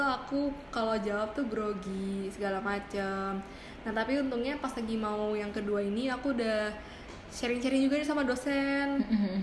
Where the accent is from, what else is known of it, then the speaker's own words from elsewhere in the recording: Bekasi, West Java, Indonesia; aku dari Bekasi